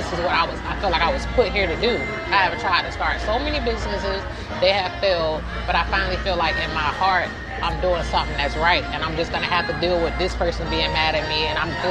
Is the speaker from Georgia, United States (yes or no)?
yes; Georgia, United States; born there; I'm 32 years old. I was born in South Georgia. I was born to military parents.